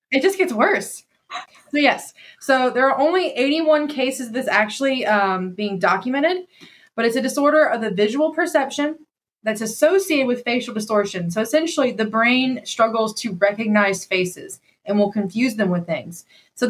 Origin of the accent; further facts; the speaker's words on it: Upson County, Georgia, United States; I went to school in Upson County